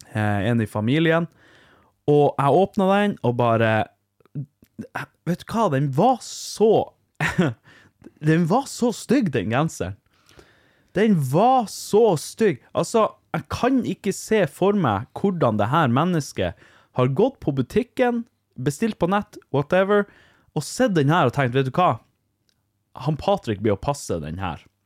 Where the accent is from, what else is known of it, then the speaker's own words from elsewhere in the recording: Vardø, Finnmark, Norway; Jeg er jo fra Vardø